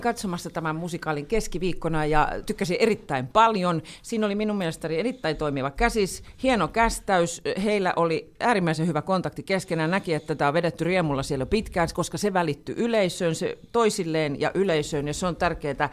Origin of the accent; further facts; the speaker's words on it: Pori, Satakunta, Finland; mä oon Porista